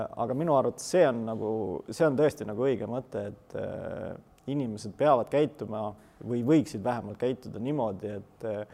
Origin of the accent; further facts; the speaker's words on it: Estonia; me oleme eestlased